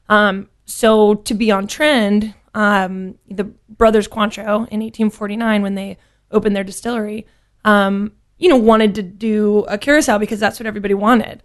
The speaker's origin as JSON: {"language": "English", "region": "Louisiana", "country": "United States", "tie": "born or raised there", "also_born_or_lived": "Lafayette, Louisiana / Baton Rouge, Louisiana", "moved": "as an adult", "lives_now": "Dallas, United States", "said": "born and raised in Louisiana? Yes. Um, I'm from all over the state. I was born in Lafayette."}